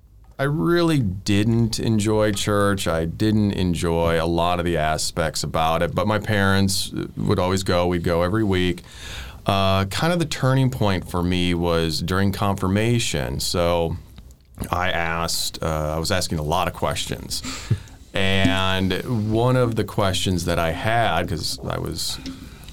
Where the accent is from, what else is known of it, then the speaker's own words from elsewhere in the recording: northern Wisconsin, United States; moved away as an adult; now in Nashville, United States; I grew up in the state of Wisconsin, northern Wisconsin, in a town that at that time was about 700 people